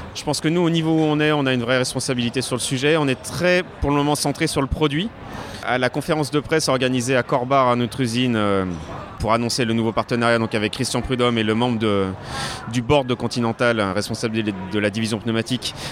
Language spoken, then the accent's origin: French; Lyon, Auvergne-Rhône-Alpes, France; moved away; je suis lyonnais à la base